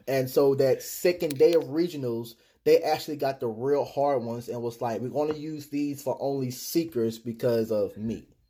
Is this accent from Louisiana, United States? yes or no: no; Texas, United States; I'm from Texas